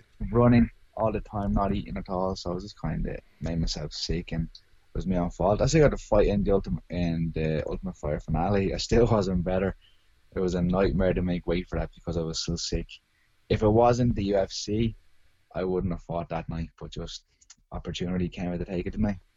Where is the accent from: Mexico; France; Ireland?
Ireland; Arklow, Leinster; That's where I live. I'm from. Yeah, born and raised here